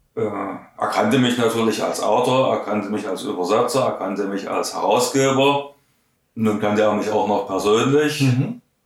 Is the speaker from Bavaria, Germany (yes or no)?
no; Saxony, Germany; accent: Saxon; Ich spreche nach wie vor Russisch mit einem äh, deutlichen Akzent. Mhm. Nicht mit einem deutschen Akzent, sondern mit einem sächsischen Akzent